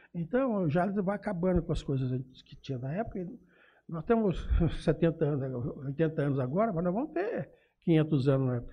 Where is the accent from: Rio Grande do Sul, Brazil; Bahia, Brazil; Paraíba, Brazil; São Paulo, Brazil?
São Paulo, Brazil; Jales; also born or lived in Urupês; eu nasci em Urupês, aí perto de Catanduva. Uhum. E, e, eu vim para Jales. Não vim não, porque eu, me trouxeram, né, eu tinha dois anos quando eu vim para Jales